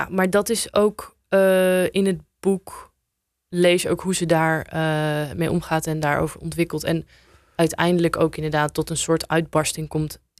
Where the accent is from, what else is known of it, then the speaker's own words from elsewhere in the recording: Apeldoorn, Gelderland, Netherlands; also born or lived in Amsterdam; omdat ik zelf eh, tien jaar daar heb gewoond. En ik kwam uit Apeldoorn naar Zuidoost.